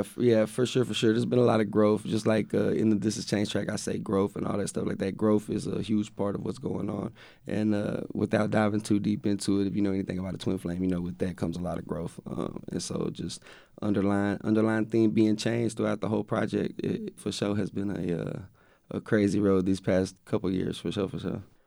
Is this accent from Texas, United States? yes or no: yes; West, Texas, United States; I grew up in West. I went to school in West, which is only, like, fifteen miles from Waco